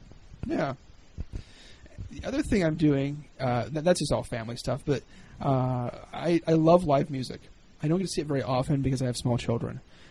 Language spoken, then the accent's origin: English; Ohio, United States; now in Minnesota, United States; Mitch and I grew up in Ohio.